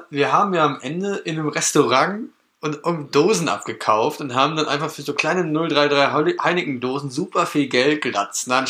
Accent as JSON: {"language": "German", "region": "North Rhine-Westphalia", "country": "Germany", "said": "Holland ist so, wir kommen aus NRW, ne?"}